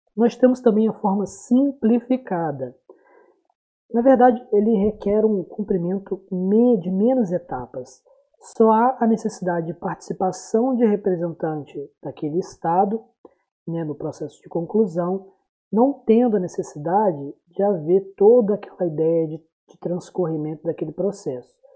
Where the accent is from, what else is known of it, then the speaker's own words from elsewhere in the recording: Brazil; tão atual para a gente enquanto brasileiros